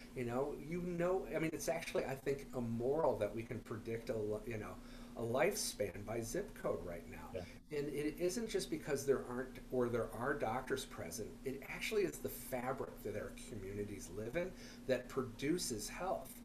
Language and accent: English; Minneapolis, Minnesota, United States; I'm from Minneapolis